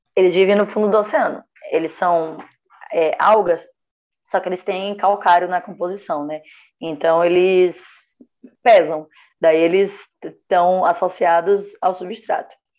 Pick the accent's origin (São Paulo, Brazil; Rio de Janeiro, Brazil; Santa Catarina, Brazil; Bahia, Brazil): Bahia, Brazil; Feira de Santana; moved away; Eu nasci em Feira de Santana, Bahia.